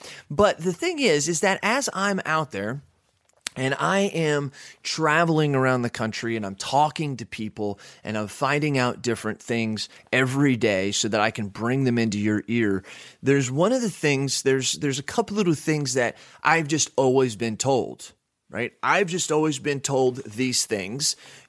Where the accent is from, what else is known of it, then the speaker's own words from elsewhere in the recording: Texas, United States; also born or lived in Phoenix, Arizona / Washington; I used to live in Texas when I was little. I was born in Phoenix, Arizona, moved to Texas. And then when my dad got a job at Boeing, we had to move to Washington.